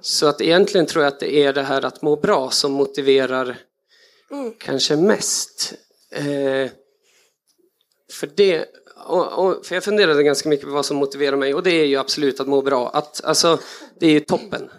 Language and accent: Swedish; Östersund, Jämtland, Sweden; jag växte upp i Jämtland med mycket friluftsliv